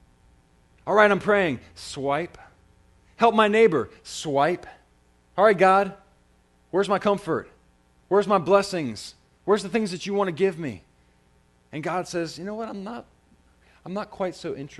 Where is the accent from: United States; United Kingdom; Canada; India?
United States; I'm an American